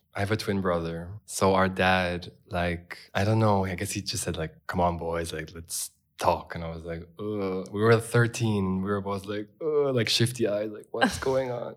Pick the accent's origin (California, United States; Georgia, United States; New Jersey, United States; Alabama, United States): California, United States; born or raised there; also born or lived in Los Angeles, California; now in Berlin, Germany